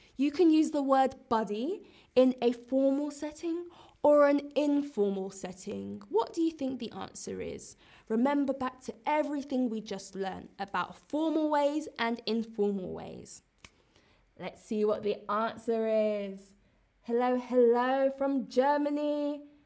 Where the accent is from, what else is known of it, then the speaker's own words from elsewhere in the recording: London, United Kingdom; I'm British, I'm from London